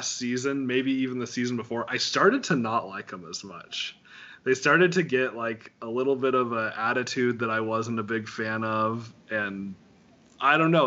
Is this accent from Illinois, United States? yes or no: no; Wyoming, United States; growing up in Wyoming